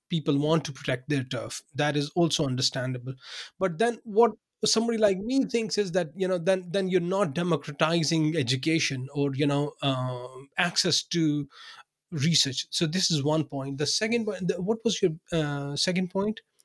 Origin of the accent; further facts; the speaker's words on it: Pakistan; English is a second language; moved away as an adult; also born or lived in Binghamton, New York, United States; now in Odense, Denmark; I was born in Pakistan. I worked there for um, you know for the first 30 32 years of my life